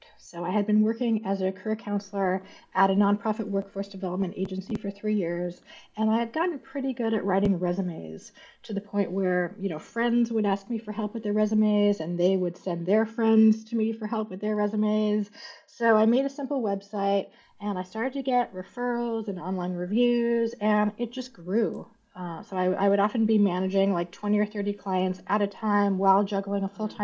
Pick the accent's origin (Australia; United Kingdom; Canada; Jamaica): Canada; Montreal, Quebec; I'm also Canadian, so I'm originally from Montreal